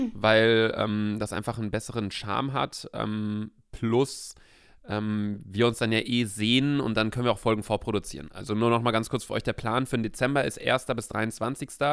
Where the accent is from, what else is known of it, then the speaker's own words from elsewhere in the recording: Bielefeld, North Rhine-Westphalia, Germany; bei uns in Bielefeld